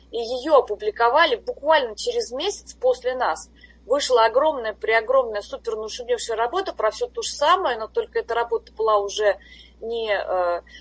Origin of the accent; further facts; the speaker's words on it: Russia; moved away as an adult; когда я приехала из России сюда, вот как раз на должность профессора, тогда еще ассист профессора, а, я никогда не разрывала так особо связи с Россией